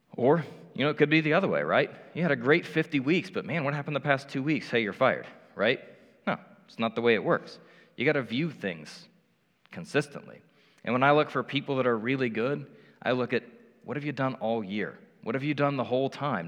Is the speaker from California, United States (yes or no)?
no; Indianapolis, Indiana, United States; moved away as an adult; now in Cincinnati, United States; I grew up in Indianapolis